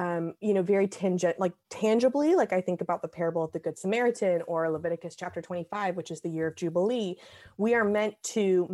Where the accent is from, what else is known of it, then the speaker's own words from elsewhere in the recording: the South, United States; moved away as an adult; also born or lived in Western Massachusetts; I'm from the South. So I was 1,000 miles from home